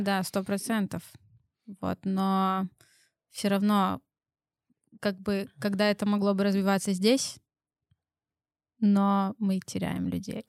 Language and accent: Russian; Belarus; мы белорусы